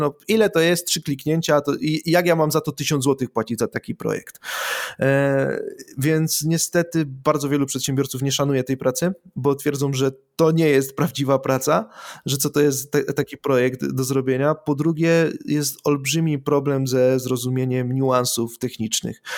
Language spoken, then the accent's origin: Polish; Silesian Voivodeship, Poland; ja jestem ze Śląska